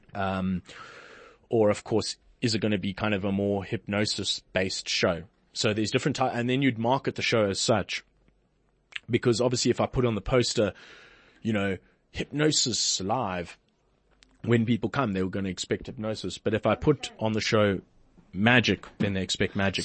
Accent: Port Elizabeth, Eastern Cape, South Africa; in my hometown, Port Elizabeth, where I'm from

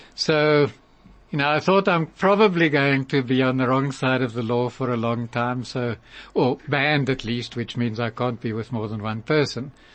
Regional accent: Cape Town, Western Cape, South Africa; grew up in Pinelands and Cape Town

